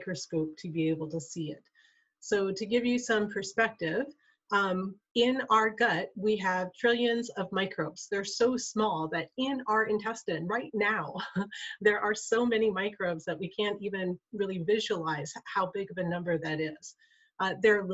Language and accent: English; Kotzebue, Alaska, United States; I'm from Kotzebue, Alaska